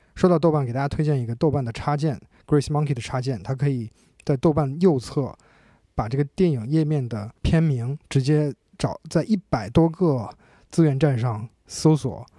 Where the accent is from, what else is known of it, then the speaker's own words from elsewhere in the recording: China; 我们中国人